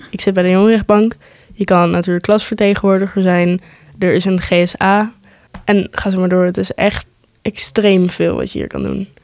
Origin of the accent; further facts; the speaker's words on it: Netherlands; ik ben eh, geboren en getogen in Nederland